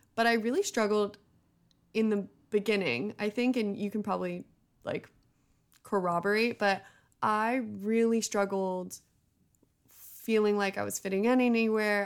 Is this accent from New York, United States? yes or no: no; Bay Area, California, United States; also born or lived in Los Angeles; I grew up in the Bay Area